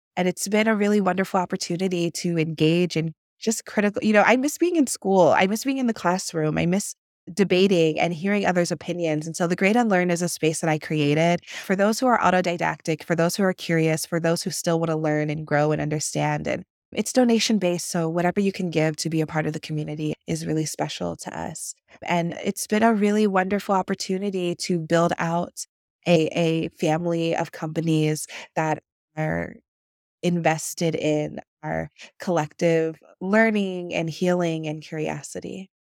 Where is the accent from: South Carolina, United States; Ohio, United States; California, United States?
Ohio, United States; Akron; my hometown of Akron, Ohio, up in Northeast Ohio